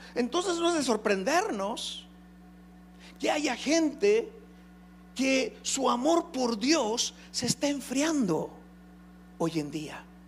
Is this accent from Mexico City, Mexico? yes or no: no; Nuevo León, Mexico; los nuevo leonenses, también somos de los primeros lugares